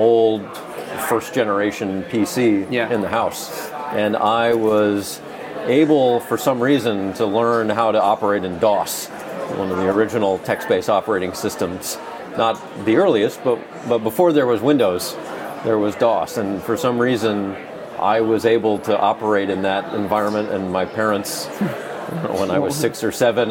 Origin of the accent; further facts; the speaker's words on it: Southern California, United States; growing up in Southern California